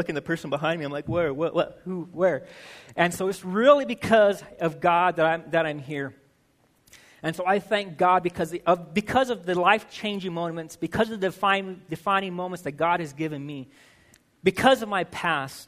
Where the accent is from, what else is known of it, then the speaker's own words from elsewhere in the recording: Albuquerque, New Mexico, United States; now in Utah, United States; I was born and raised in Albuquerque, New Mexico.